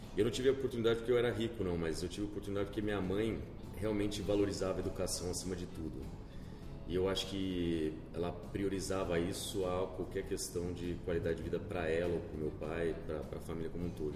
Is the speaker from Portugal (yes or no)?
no; Campinas, São Paulo, Brazil; moved away as an adult; now in São Paulo, Brazil; acabei nascendo nessa época aqui meus dois irmãos morei seis anos aqui e mudei para Campinas então eu cresci em Campinas eu me considero campineiro na verdade né, do interior